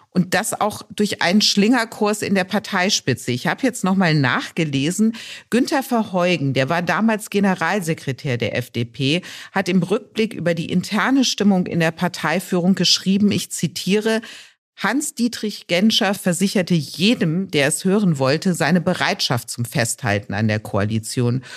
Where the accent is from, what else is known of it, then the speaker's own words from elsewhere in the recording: Rhineland, Germany; bin ich Rheinländerin